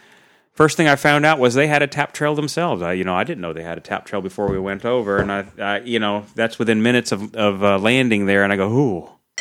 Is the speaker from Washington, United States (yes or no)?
yes; Seattle, Washington, United States; You know, when I grew up in Seattle, we were close to Lake Washington.